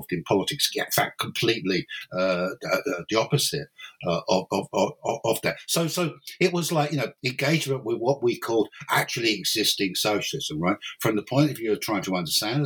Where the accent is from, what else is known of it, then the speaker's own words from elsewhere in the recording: London, United Kingdom; moved away as an adult; now in Cork, Ireland; originally I'm not Irish. Originally, I'm English or British. I'm from London basically, and then in 1992 I moved to Ireland